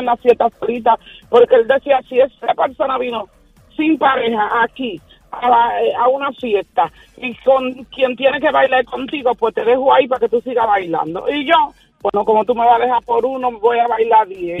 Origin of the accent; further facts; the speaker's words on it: Santo Domingo, Dominican Republic; moved away; En mi país, en Santo Domingo